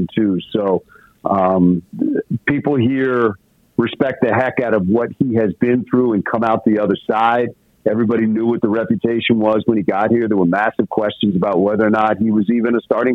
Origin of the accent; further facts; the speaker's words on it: Washington, United States; now in Detroit, United States; I'm from Washington